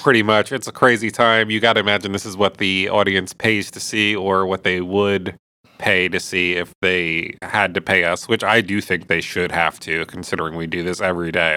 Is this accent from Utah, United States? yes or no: no; Jersey Shore, New Jersey, United States; I grew up on the Jersey Shore.